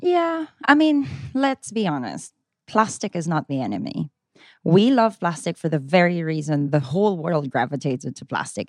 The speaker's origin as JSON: {"language": "English", "country": "Philippines", "said": "I'm Filipina"}